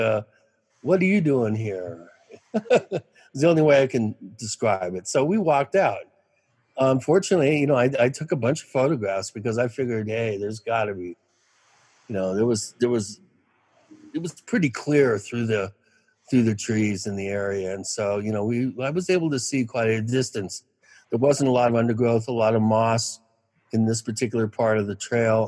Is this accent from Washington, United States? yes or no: yes; Kent, Washington, United States; moved away as an adult; also born or lived in New York; I grew up in Washington State. I grew up within 40 miles of Mount Rainier, Kent, Washington, sort of the Kent Maple Valley area, Black Diamond